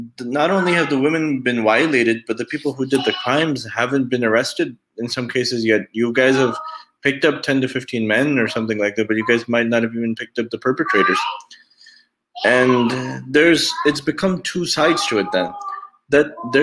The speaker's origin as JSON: {"language": "English", "country": "United States", "tie": "born or raised there", "said": "by birth, I'm American. I was raised in America, born in America. But by origin, I'm Pakistani. Both of my parents are from Pakistan"}